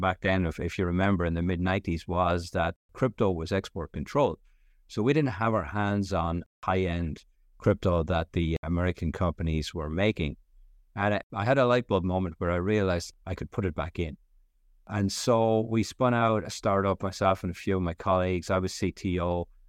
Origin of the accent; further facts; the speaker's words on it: Ireland; moved away as an adult; also born or lived in Stockholm, Sweden; I'm Irish, grew up in Ireland in the seventies and eighties